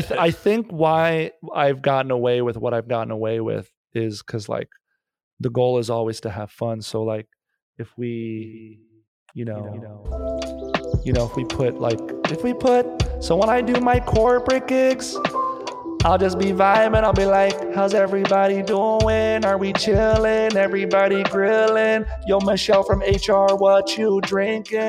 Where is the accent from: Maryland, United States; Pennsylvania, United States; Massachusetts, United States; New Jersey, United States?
New Jersey, United States; moved away as an adult; also born or lived in New York; now in Los Angeles, United States; Born and raised in Jersey. 18 years and then uh, went to NYU for acting